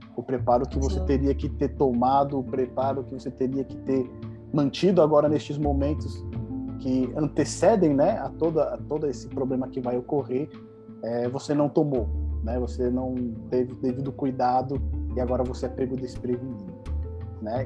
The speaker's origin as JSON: {"language": "Portuguese", "country": "Brazil", "said": "a gente, como um bom brasileiro"}